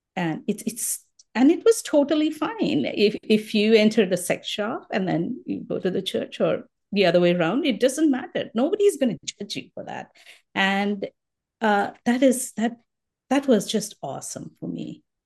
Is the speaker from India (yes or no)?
yes; Mumbai, Maharashtra, India; moved away as an adult; also born or lived in Colorado, United States; now in Minnesota, United States; Born, I mean, brought up in Bombay, so most of my life I was in Bombay